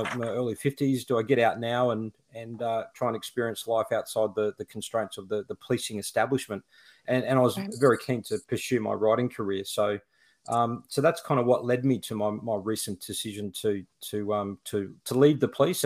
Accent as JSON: {"language": "English", "town": "Toowoomba", "region": "Queensland", "country": "Australia", "tie": "born or raised there", "also_born_or_lived": "Brisbane, Queensland", "said": "I grew up in a city called Toowoomba, up on a mountain. It's sort of cooler weather there. I was born and bred in Toowoomba"}